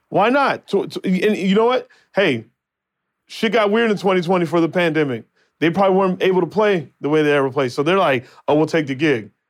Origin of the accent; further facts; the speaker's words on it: Phoenix, Arizona, United States; now in Los Angeles, United States; my hometown, Phoenix, Arizona.